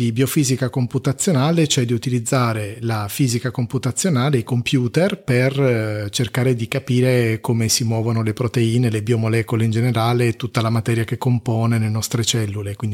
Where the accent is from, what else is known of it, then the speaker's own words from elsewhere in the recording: Apulia, Italy; accent: Pugliese; il mio accento che, mm, che passa dal pugliese a non si sa bene cosa ogni tanto